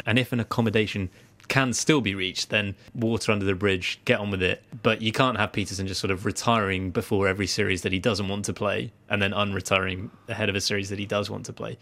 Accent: England, United Kingdom; now in Guernsey; I'm English

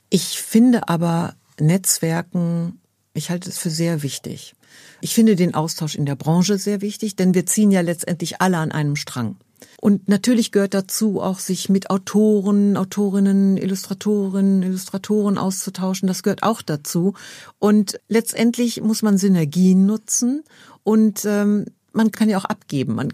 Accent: Dortmund, North Rhine-Westphalia, Germany; ich komme ja aus Dortmund

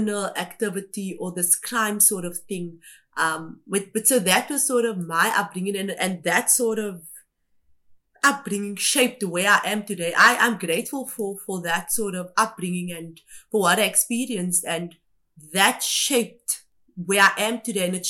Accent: Cape Town, Western Cape, South Africa; also born or lived in Kimberley, Northern Cape; I had grown up on the Cape Flats

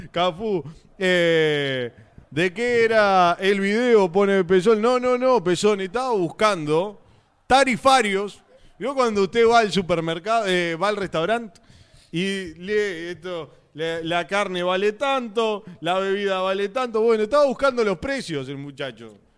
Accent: Maldonado, Uruguay; Hola, muchachos … de Maldonado.

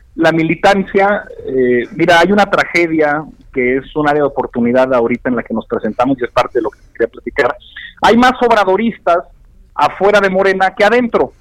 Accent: Torreón, Coahuila, Mexico; moved away; mi tierra, a Torreón, Coahuila

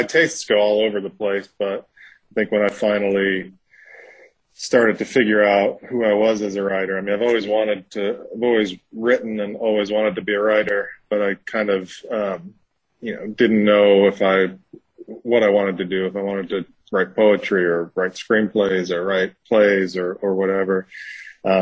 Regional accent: New York, United States; now in Mississippi, United States; I'm from New York. I live in Mississippi

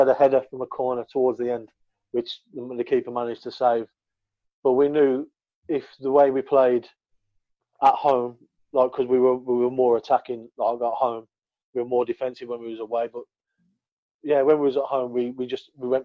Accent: Birmingham, West Midlands, United Kingdom; accent: thick Brummie; my thick Brummie accent

